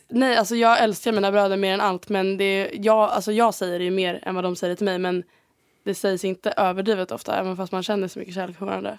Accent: Sweden; moved away as an adult; now in Spain; jag är bara så svensk

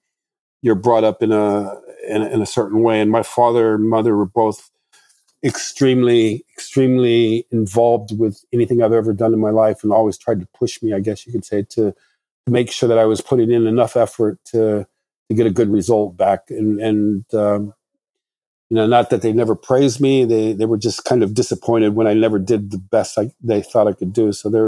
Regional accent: Morocco; I mean, like I said, I grew up in Morocco and these countries, so you can't expect somebody with that kind of upbringing to have the same design tastes or outlook on life

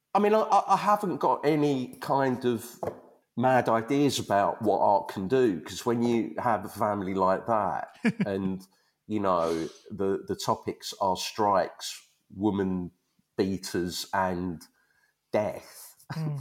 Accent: Leytonstone, London, United Kingdom; also born or lived in Ronda, Spain; I grew up in Leytonstone

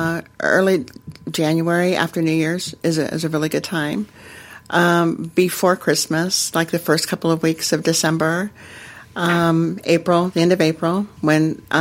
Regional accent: Denver, Colorado, United States; I am from Denver

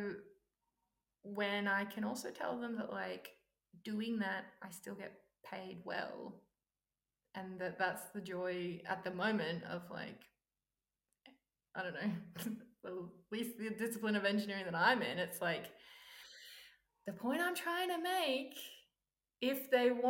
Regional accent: Australia; also born or lived in Silicon Valley; I'm Australian

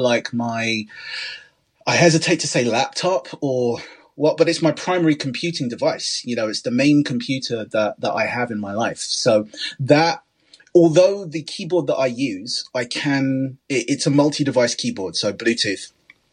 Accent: London, United Kingdom; As a Londoner

